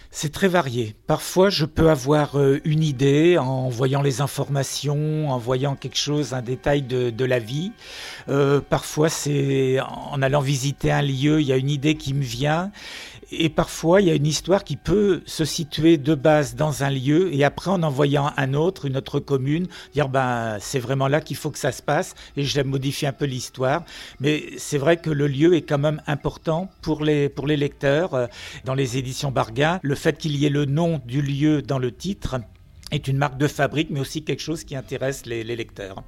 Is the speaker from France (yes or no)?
yes; Finistère, Brittany, France; je n'habite pas Nantes, je suis du Finistère